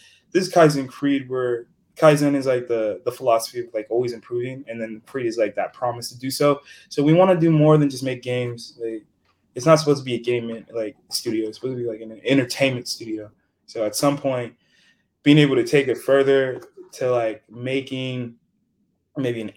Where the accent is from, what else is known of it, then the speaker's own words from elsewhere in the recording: Nigeria; now in United States; I'm Nigerian too